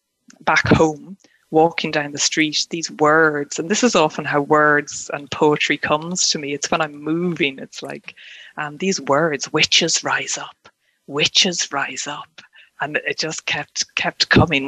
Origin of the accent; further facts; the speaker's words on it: Ireland; moved away as an adult; now in Scotland; native to me as Irish, you know, born and bred and living in Ireland, yeah, and now in Scotland